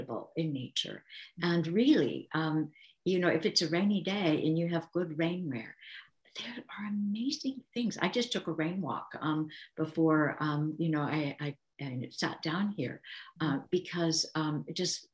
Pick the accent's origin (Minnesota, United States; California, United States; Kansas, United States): Kansas, United States; I grew up in Kansas and my dad was a farmer.